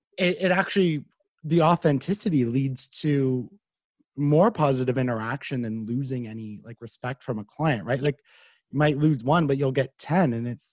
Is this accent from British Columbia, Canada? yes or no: no; Carleton Place, Ontario, Canada; So I'm from Carlton Place, which is not too far from here